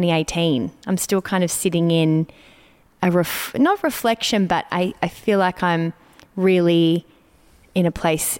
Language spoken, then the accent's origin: English; Melbourne, Victoria, Australia; moved away; I'm in Melbourne, which for me brings up many things because it's my hometown and I've lived away for a long time